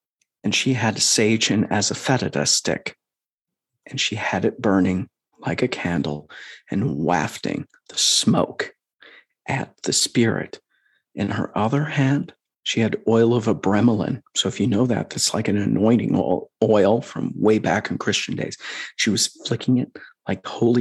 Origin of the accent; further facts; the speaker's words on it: Midwest, United States; moved away; We're from the Midwest originally